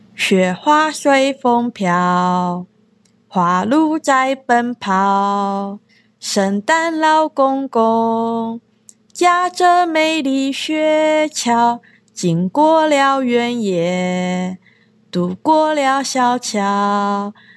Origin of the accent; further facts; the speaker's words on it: Taiwan; Japanese is a second language; moved away as an adult; now in Okinawa, Japan; 私は台湾出身で中国語担当の